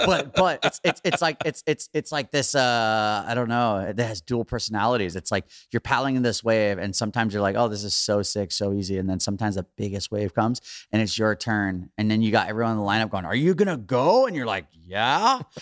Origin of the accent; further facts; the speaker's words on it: Hawaii, United States; growing up in Hawaii